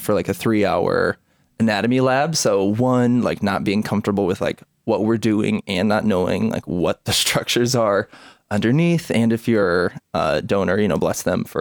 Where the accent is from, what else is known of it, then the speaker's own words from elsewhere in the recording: Osage, Iowa, United States; also born or lived in Washington, D.C.; I grew up in Osage, Iowa.